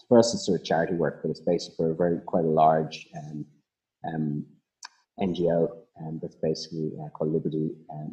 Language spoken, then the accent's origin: English; Ireland; accent: Irish; moved away as an adult; now in Australia; you can probably hear I'm Irish